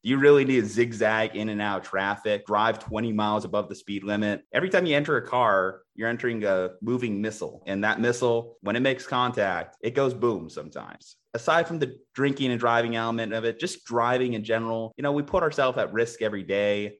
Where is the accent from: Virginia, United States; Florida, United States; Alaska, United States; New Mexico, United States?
New Mexico, United States; in New Mexico, my home state